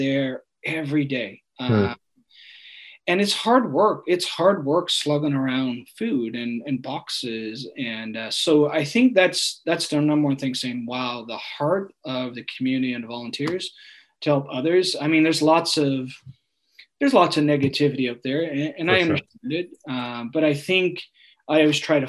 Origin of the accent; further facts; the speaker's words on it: Newfoundland and Labrador, Canada; also born or lived in Ontario; now in Kelowna, Canada; I was born in Ontario, and I lived there for 3 years. My parents are from Newfoundland, and then I grew up in Newfoundland, you know, for the next 17 years